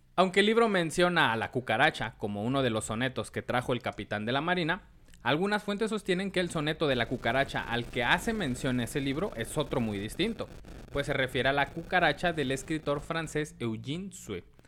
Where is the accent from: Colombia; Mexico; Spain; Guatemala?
Mexico; uno como mexicano se sabe de toda la vida